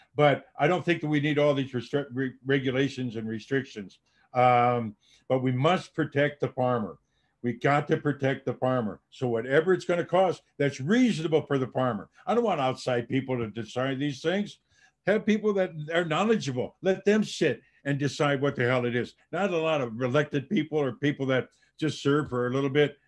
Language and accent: English; Dubuque, Iowa, United States; moved away as an adult; I'm a farm boy, born and raised in Dubuque, Iowa